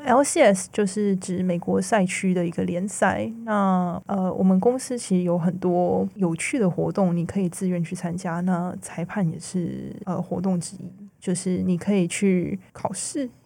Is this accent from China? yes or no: no; Taiwan; now in United States; 我是台湾人